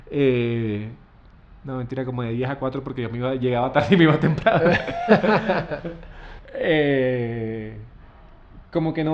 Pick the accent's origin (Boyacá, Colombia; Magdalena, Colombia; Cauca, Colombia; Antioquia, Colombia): Magdalena, Colombia; Santa Marta; also born or lived in Bogotá / Buenos Aires, Argentina / South Korea / New York, United States; now in Minca, Colombia; Sí, yo soy Samario, nací en Santa Marta